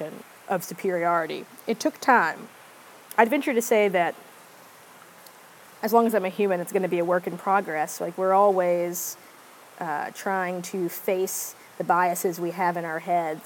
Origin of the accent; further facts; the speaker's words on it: United States; being American